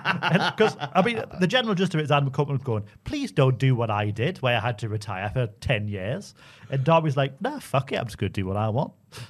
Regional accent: Geordie, North East England, United Kingdom; I'm a Geordie boy

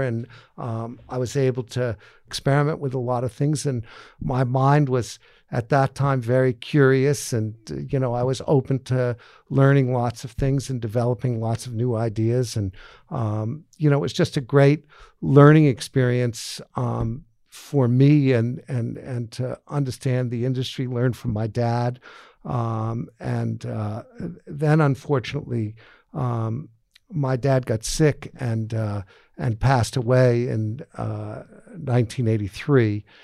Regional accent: outside of Boston, Massachusetts, United States; I grew up in Boston, Massachusetts, outside of Boston, Massachusetts, and, uh, um, in a real sort of country town

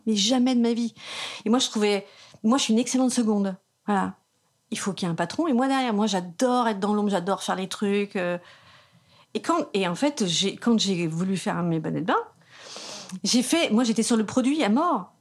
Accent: south of Bastia, eastern plain of Corsica, France; also born or lived in Bergamo region (maternal ancestry); Je suis de la plaine orientale, sous Bastia, la plaine

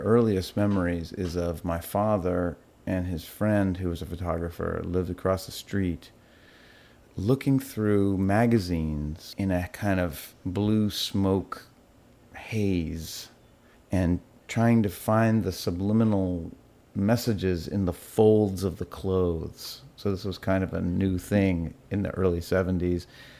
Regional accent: Malawi; born there; I was born in Malawi in Africa. And my parents were in the Peace Corps.

